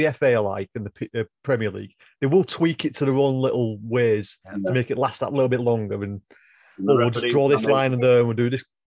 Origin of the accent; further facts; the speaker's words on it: Farnworth, North West England, United Kingdom; also born or lived in Bolton; my hometown, Farnworth